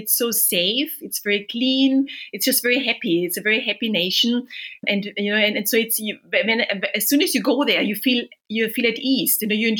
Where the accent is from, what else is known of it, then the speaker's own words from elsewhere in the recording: Vienna, Austria; moved away as an adult; also born or lived in Berkeley, United States; now in London, United Kingdom; I'm originally from Vienna, which is the city of music and Mozart, you know, as you know, and wonderful food and wine. And then I came to Berkeley to study, actually, at the University of Berkeley